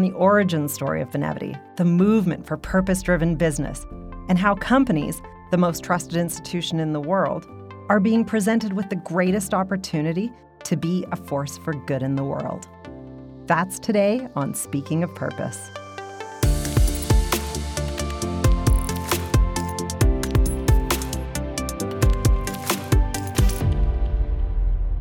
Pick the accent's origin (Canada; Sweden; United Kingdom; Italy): Canada; I was born and raised in Canada, attended post-secondary here, and have spent my entire professional career here.